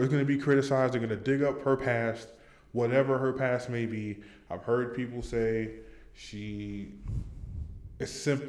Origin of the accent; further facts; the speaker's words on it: California, United States; now in North Carolina, United States; I'm not even fucking from here. I'm from California.